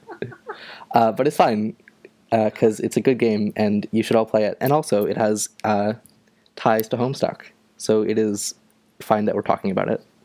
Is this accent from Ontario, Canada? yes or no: yes; Ontario, Canada; now in Nova Scotia, Canada; I am from Canada. I am from uh, Ontario, although right now I'm living in Nova Scotia